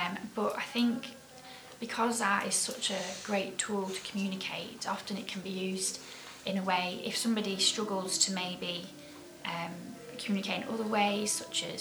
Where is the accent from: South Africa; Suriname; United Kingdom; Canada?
United Kingdom; Keighley, Yorkshire and the Humber; my hometown, Keighley. And growing up here